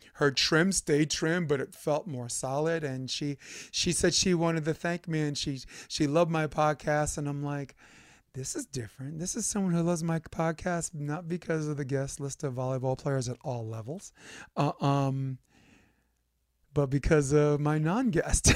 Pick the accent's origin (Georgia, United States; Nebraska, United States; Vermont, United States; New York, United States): New York, United States; New York City; moved away as an adult; now in California, United States; I'm from Brooklyn